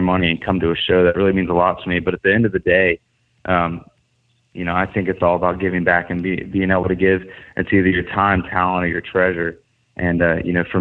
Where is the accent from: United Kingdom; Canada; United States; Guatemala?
United States; Atlanta, Georgia; the Alliance Theater here in Atlanta, which is my hometown.